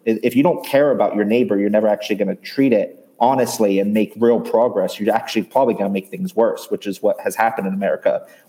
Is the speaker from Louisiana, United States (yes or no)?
no; small town in Pennsylvania, United States; born or raised there; now in California, United States